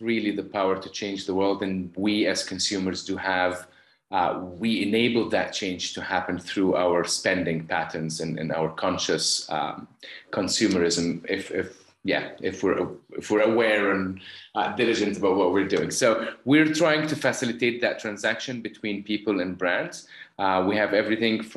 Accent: Cairo, Cairo Governorate, Egypt; moved away; I was born and raised in Cairo, Egypt

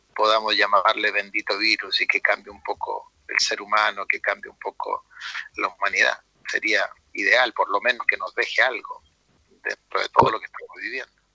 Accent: Talca, Maule, Chile; yo soy de Talca

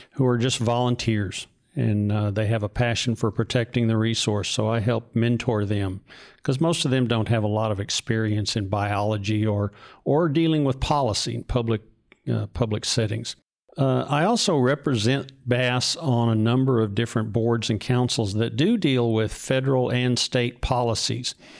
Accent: North Texas, United States; I grew up in North Texas.

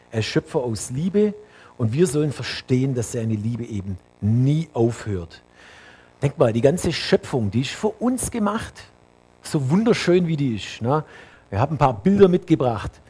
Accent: Bavaria, Germany; Für mich als Allgäuer, ne, die Berge im Allgäu bei Winter.

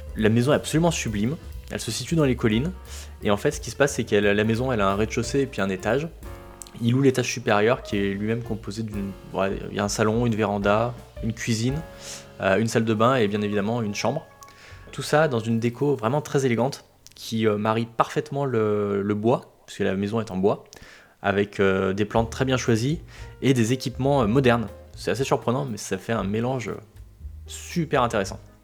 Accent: France; on est français

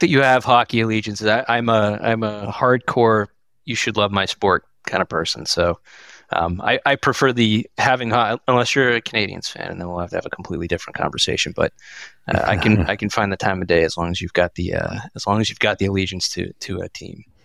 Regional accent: Massachusetts, United States; I grew up in the Massachusetts area

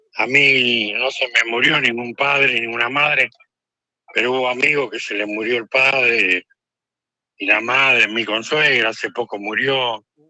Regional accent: Argentina; somos los argentinos

